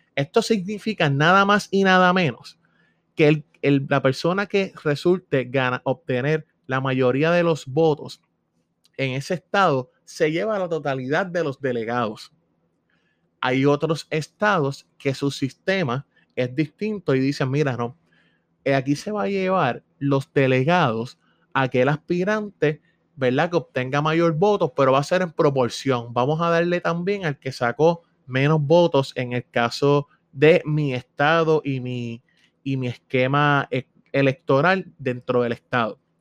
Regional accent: Puerto Rico; somos ciudadanos americanos residentes en Puerto Rico

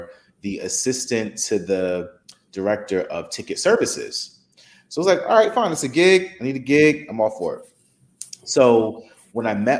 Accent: Newark, New Jersey, United States; also born or lived in Fort Lauderdale; I'm born and raised in Newark.

